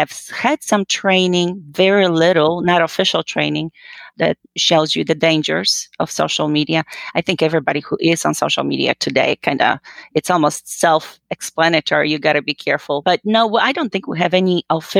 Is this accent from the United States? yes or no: no; Poland; moved away as an adult; I'm originally actually from Poland. You know, I was born and raised, and I came here when I was, well, just about 19 years old after high school.